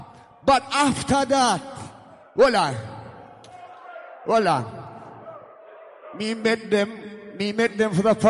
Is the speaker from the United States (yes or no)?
no; Jamaica; I come from Jamaica